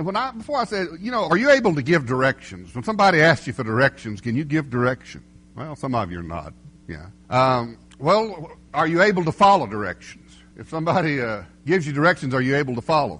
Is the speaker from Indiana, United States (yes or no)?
no; Pilot Mountain, North Carolina, United States; We're from Pilot Mountain, North Carolina